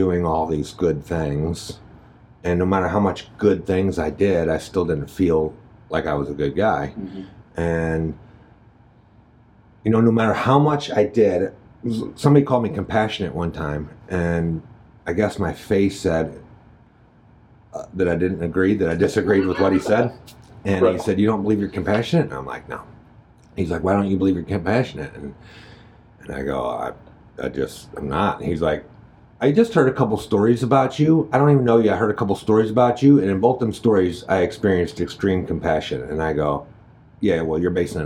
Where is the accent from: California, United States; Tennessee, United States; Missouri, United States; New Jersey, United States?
Missouri, United States; Jennings; I grew up in Jennings, which is St. Louis County